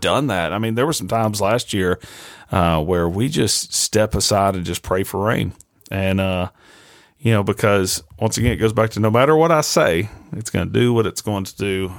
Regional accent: Nashville, Tennessee, United States; moved away as an adult; also born or lived in Arkansas; now in Jonesboro, United States; I grew up in Nashville.

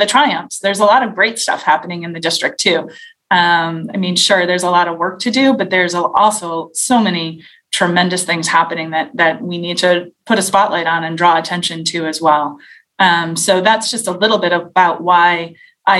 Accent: Cranston, Rhode Island, United States; now in Warwick, United States; I grew up in Cranston. My parents still live in the house that we all grew up in.

